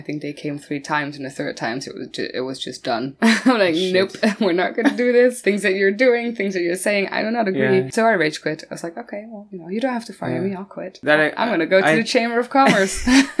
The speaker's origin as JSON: {"language": "English", "town": "Maastricht", "region": "Limburg", "country": "Netherlands", "said": "I always say Maastricht."}